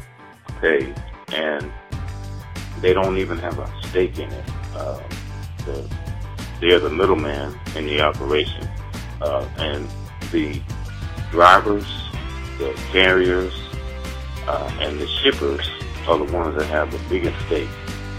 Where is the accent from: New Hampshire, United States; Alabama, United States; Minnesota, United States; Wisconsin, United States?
Alabama, United States; Tuscaloosa; I'm from Tuscaloosa, Alabama.